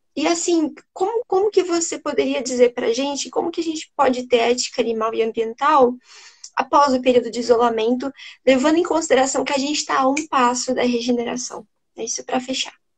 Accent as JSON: {"language": "Portuguese", "town": "Curitiba", "region": "Paraná", "country": "Brazil", "said": "Eu sou do sul, eu sou daqui de Curitiba"}